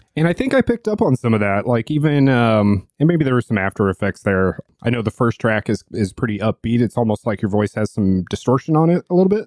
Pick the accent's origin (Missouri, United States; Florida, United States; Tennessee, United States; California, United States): Missouri, United States; St. Louis; my hometown and close to where the barn is located in Saint Louis